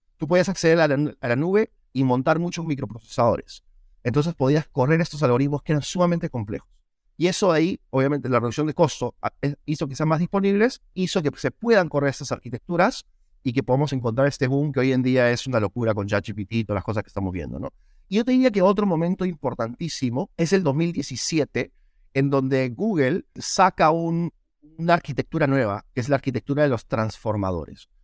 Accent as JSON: {"language": "Spanish", "country": "Peru", "tie": "born or raised there", "moved": "as an adult", "lives_now": "United States", "said": "Yo soy peruano, nací, crecí en Perú"}